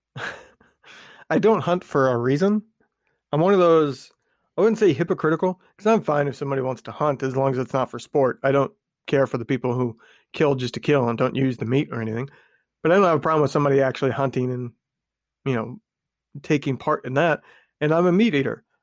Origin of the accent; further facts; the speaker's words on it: Indiana, United States; I'm from Indiana